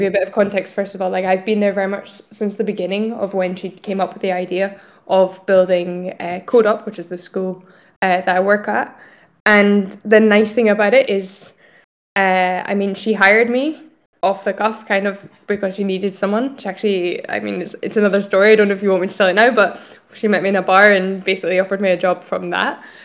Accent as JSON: {"language": "English", "region": "Scotland", "country": "United Kingdom", "tie": "born or raised there", "also_born_or_lived": "Italy / France", "moved": "as an adult", "lives_now": "Barcelona, Spain", "said": "I'm originally from Scotland, um, but I'm currently based here in Barcelona"}